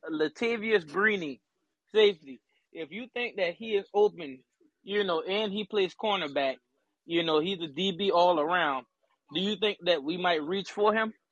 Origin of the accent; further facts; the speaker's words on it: South Carolina, United States; I'm from South Carolina. You know, South Carolina Colts fan, die hard.